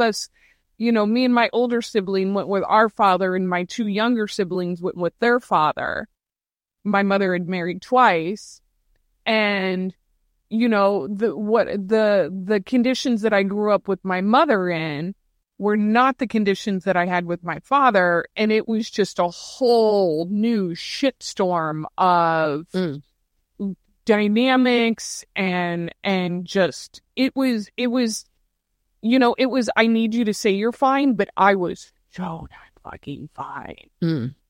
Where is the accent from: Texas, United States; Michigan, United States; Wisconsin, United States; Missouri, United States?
Missouri, United States; St. Louis; I'm a Midwesterner. Originally from St. Louis.